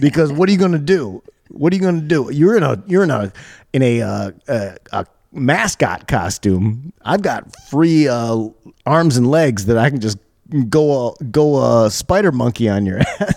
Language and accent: English; Michigan, United States; also born or lived in Chicago / New York; now in Los Angeles, United States; I'm from Michigan. I've lived in Chicago. I've lived in New York.